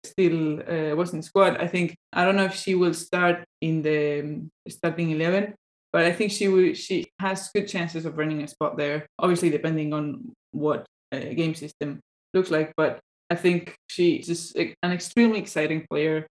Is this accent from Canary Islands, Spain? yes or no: no; Cantabria, Spain; I'm from Cantabria